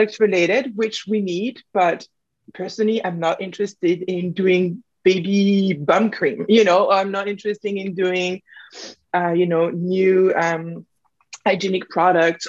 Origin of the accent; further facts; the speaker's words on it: France; moved away; I come from France. I have a dual nationality